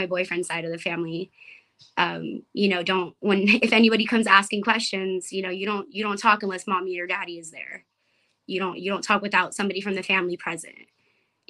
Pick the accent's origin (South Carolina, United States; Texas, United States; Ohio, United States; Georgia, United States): Texas, United States; Rio Grande Valley; I'm from the border. I'm from Indian Lake, Los Fresnos, Brownsville, McAllen, Harlingen. That whole Rio Grande Valley